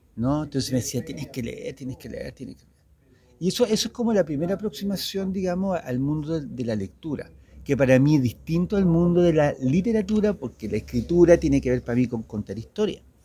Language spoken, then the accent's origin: Spanish; Santiago, Santiago Metropolitan Region, Chile; soy de Santiago de Chile, tengo 54 años